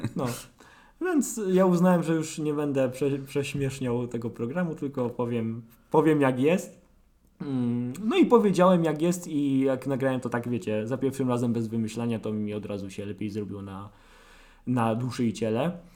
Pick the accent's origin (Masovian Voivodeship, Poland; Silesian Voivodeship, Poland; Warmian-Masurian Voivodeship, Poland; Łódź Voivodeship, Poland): Silesian Voivodeship, Poland; Sosnowiec; jestem z Sosnowca, jestem yy, dziennikarzem